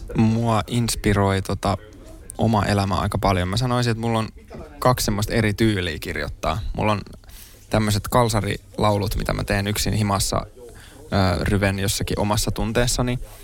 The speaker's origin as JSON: {"language": "Finnish", "town": "Helsinki", "region": "Uusimaa", "country": "Finland", "also_born_or_lived": "Kontula, Helsinki", "said": "Mä oon itse Pohjois-Helsingistä Mosasta"}